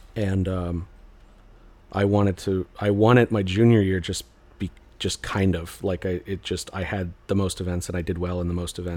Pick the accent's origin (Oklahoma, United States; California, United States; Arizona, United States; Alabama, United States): Arizona, United States; Mesa; moved away; also born or lived in Phoenix, Arizona; So I was born in Phoenix. I was raised in Mesa